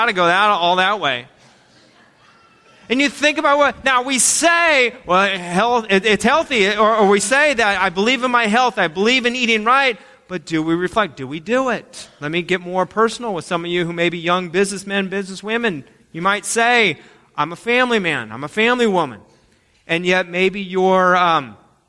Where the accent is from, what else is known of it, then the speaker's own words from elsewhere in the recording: United States; as Americans